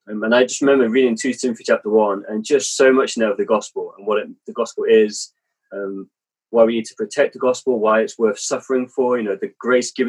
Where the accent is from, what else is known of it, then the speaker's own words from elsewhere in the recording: England, United Kingdom; also born or lived in Germany; my father was in the army, so actually I was born in Germany. Uh, moved to England when I was like two or three years old. And kind of bounced around the country a bit, kind of growing up